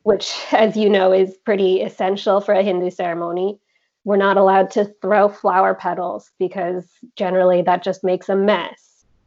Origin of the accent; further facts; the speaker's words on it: United States; I was born in the States